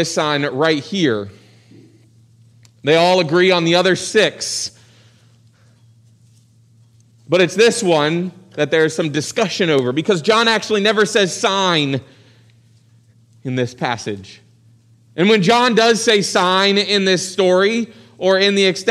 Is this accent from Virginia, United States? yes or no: yes; Virginia Beach, Virginia, United States; So I grew up in Virginia Beach. My parents' families were both from West Virginia